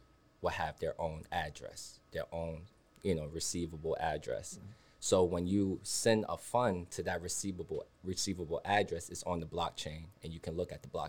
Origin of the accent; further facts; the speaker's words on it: New York City, New York, United States; I'm from Bronx, New York.